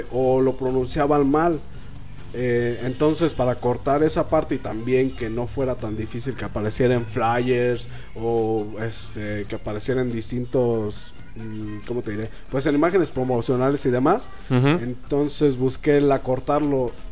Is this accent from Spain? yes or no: no; Oaxaca, Mexico; no, soy de Oaxaca, güey.